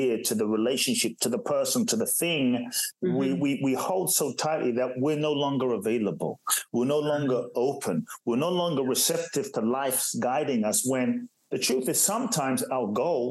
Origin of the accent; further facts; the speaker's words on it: Ghana; also born or lived in Los Angeles, United States / Phoenix, United States / Miami, United States; now in Brazil; I was born in Ghana, West Africa.